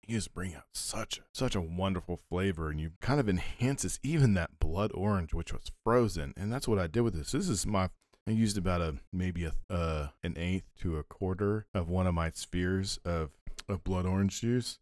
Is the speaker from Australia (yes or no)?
no; United States; as an American